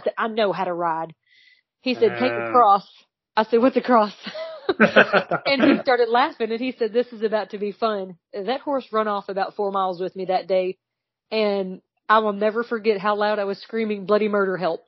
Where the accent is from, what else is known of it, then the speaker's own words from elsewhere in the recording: Elizabethtown, Kentucky, United States; accent: twang; I am from Elizabethtown, Kentucky